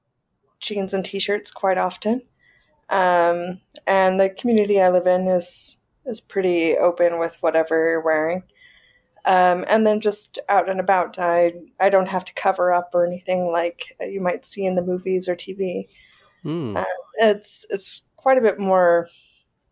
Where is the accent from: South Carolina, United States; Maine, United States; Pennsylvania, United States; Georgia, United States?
South Carolina, United States; moved away as an adult; also born or lived in Minnesota; now in Saudi Arabia; I'm from South Carolina, which is on the East Coast